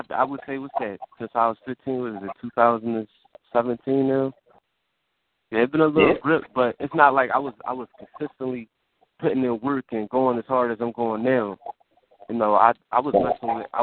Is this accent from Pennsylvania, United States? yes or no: yes; Philadelphia, Pennsylvania, United States; We both came up from around the same part. We came up from Southwest.